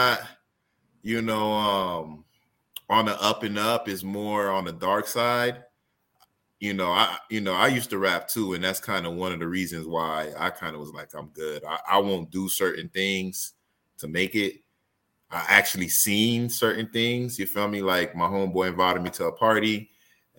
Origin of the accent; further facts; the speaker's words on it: Miami, Florida, United States; I was gonna say from Dade County